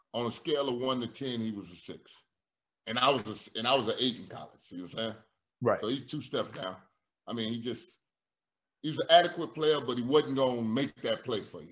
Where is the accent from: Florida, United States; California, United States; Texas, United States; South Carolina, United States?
Florida, United States; my home state